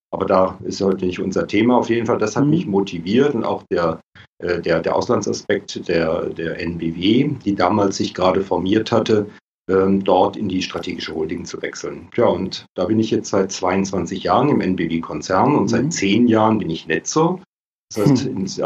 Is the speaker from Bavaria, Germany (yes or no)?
no; Baden-Württemberg, Germany; ähm, komme aus der Nähe von Karlsruhe, lebe auch dort wieder.